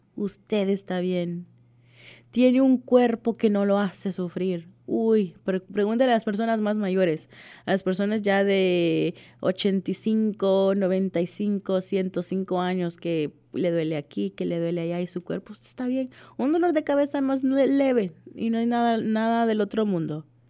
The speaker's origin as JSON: {"language": "Spanish", "country": "El Salvador", "said": "Como decimos en mi país, El Salvador"}